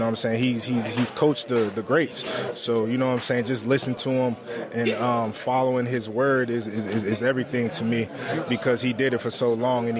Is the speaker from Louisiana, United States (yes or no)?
no; Chicago, Illinois, United States; My parents, they're from Africa. They're from Liberia, but I grew up in Chicago.